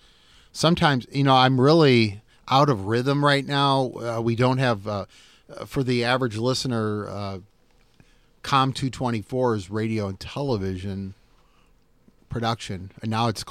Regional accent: Davenport, Iowa, United States; I grew up in Davenport. I saw Davenport. I'm 54 years old. I saw Davenport when it was a different city, much different today than it is today.

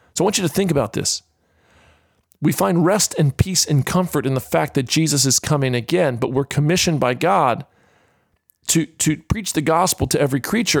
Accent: Florida, United States; now in Australia; as a kid growing up in the state of Florida

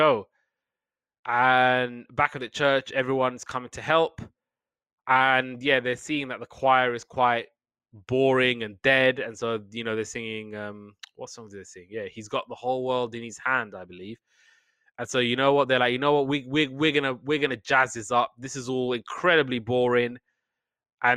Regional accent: United Kingdom; I'm Brit

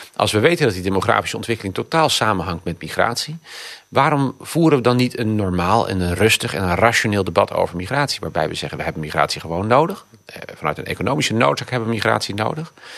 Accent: Zeeland, Netherlands; now in Rotterdam, Netherlands; ik ben van geboorte, ben ik Zeeuw

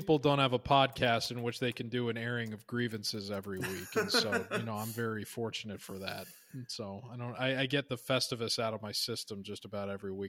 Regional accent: Ireland; I will say as an Irish person, I've always found it funny that Cinco de Mayo is a pretty big hit over there.

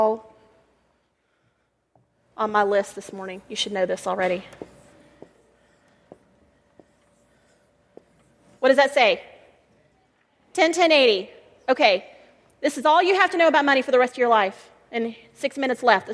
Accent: Texas, United States; also born or lived in Colorado; now in Colorado Springs, United States; I'm from Texas

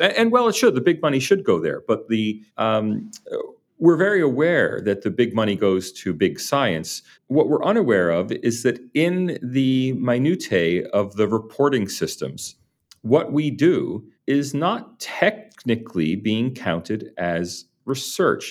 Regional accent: United States; now in Sydney, Australia; speaking as an American

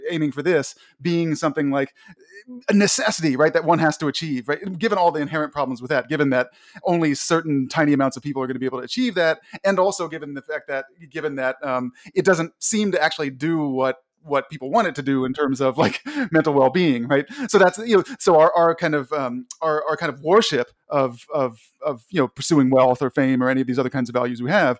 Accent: Washington, District of Columbia, United States; now in Connecticut, United States; I grew up in Washington, D.C. I'm now in Connecticut

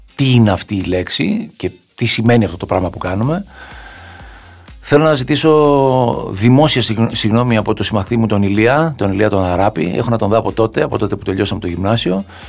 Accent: Agia Varvara, Attica, Greece; είμαι από την Αγία Βαρβάρα

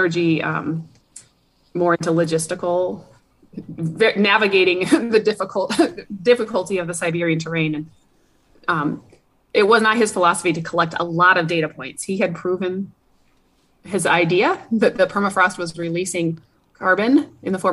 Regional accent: United States; also born or lived in Eugene, Oregon / Reno, Nevada / Minnesota; now in Fairbanks, United States; I grew up in Eugene, Oregon, and the Reno. So the Sierra Nevada mountains were my backyard

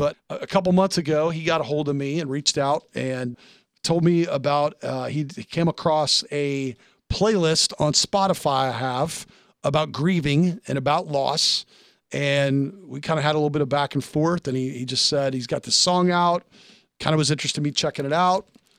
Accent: Tennessee, United States; moved away; Tennessee, my home state. I don't get to go there enough.

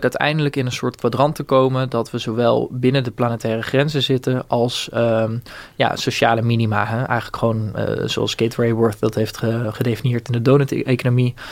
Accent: Bunnik, Utrecht, Netherlands; moved away as an adult; also born or lived in Rotterdam; ik kom uit Bunnik, dat is vlakbij Renau in de Kromme Rijn.

